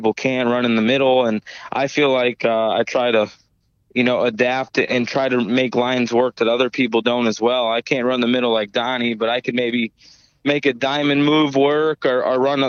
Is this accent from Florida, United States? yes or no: no; Connecticut, United States; I'm from Connecticut. I'm not from Ohio. I'm not from California. I'm not from Pennsylvania. You know, I'm not from these hotbeds of sprint car racing. So I guess I have a little bit of a different outlook and was raised different